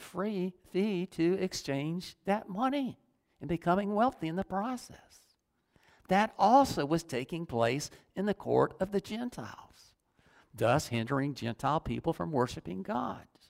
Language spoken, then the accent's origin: English; United States; also born or lived in Dunnellon, Florida